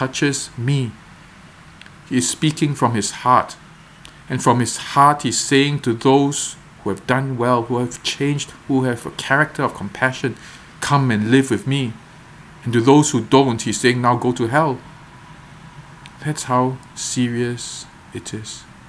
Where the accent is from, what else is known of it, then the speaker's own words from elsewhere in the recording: Singapore; I was not born in Singapore in the security of this home in a middle-class family